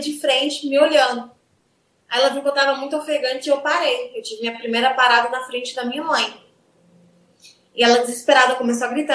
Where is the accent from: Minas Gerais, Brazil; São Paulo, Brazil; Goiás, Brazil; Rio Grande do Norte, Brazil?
Goiás, Brazil; Goiatuba; Goiatuba, é do interior de Goiás